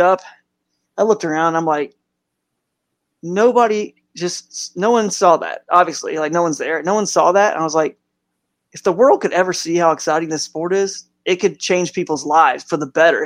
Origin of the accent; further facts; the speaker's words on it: Atlanta, Georgia, United States; moved away as an adult; also born or lived in Tennessee / Cow Bayou, Texas / Northeast Ohio; now in Cleveland Akron area, United States; Atlanta, where I grew up in the South, Atlanta pretty much when I was about 8 years old and beyond